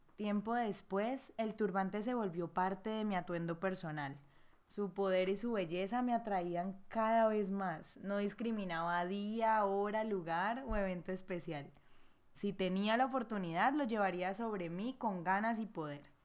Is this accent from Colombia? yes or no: yes; Cali, Valle del Cauca, Colombia; mi ciudad natal Cali